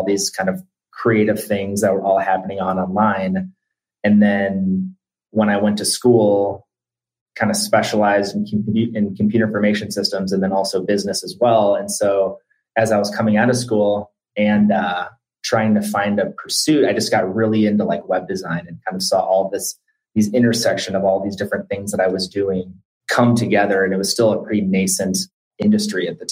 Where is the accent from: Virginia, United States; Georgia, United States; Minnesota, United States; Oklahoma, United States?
Minnesota, United States; Minneapolis; also born or lived in Omaha, Nebraska; I grew up in Minneapolis, Minnesota. Spent some time between there and Omaha, Nebraska, where my dad lives.